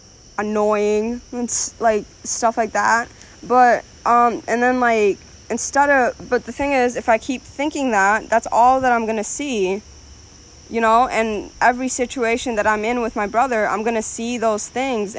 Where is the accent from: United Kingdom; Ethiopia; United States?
Ethiopia; moved away; I was born in Ethiopia.